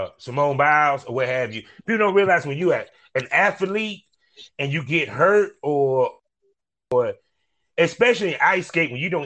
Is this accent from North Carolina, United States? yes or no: yes; Durham, North Carolina, United States; I'm from Durham, North Carolina